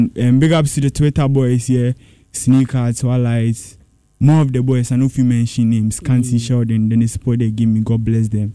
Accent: Accra, Greater Accra, Ghana; I'm from Accra

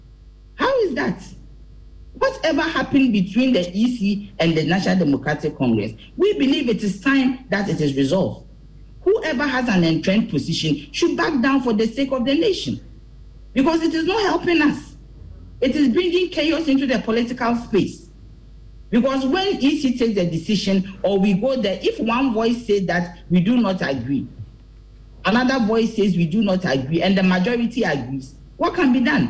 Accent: Ghana; this card is what is going to identify me as a Ghanaian

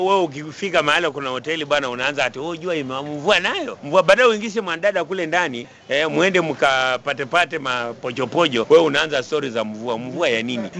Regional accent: Kenya; sisi ni Wakenya

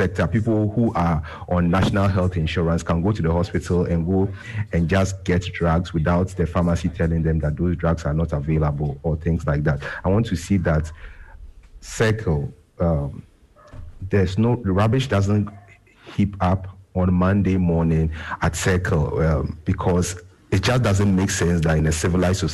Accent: Ghana; as a Ghanaian

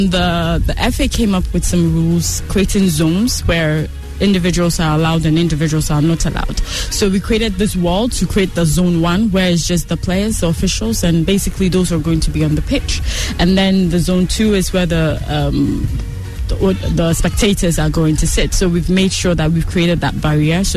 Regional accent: Accra, Greater Accra, Ghana; I grew up in Danceman

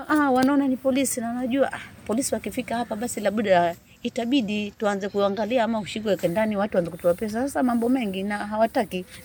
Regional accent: Mavueni, Kilifi County, Kenya; Mimi ni mzaliwa wa Mavueni

